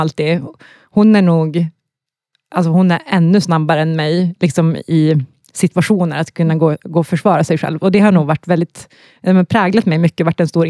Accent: Luleå, Norrbotten County, Sweden; accent: Norrland dialect; moved away as an adult; also born or lived in Gothenburg; now in Stockholm, Sweden; Jag är uppvuxen i Norrbotten, Luleå

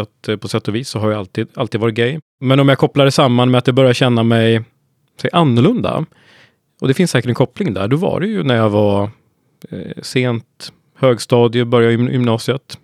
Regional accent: Hudiksvall, Gävleborg County, Sweden; now in Sollentuna, Sweden; norrlänning från början, men nu har jag faktiskt bott i Stockholm längre än vad jag bodde uppe i Hudiksvall, där jag kommer ifrån, i mm. Hälsingland.

